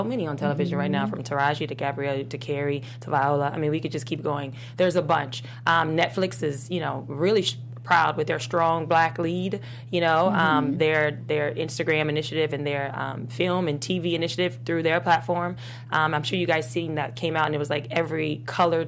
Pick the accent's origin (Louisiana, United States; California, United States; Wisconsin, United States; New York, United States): Louisiana, United States; I'm actually from Louisiana